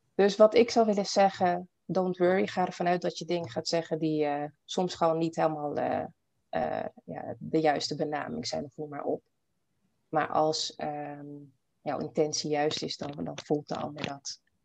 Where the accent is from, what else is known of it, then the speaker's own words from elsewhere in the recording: Almere, Flevoland, Netherlands; moved away as an adult; also born or lived in Paramaribo, Suriname / Bijlmer, Amsterdam; now in Amsterdam, Netherlands; En ik ben dus hier in Nederland opgegroeid. Een ehm, jaartje in de Belmer gewoond. En daarna echt opgegroeid in Almere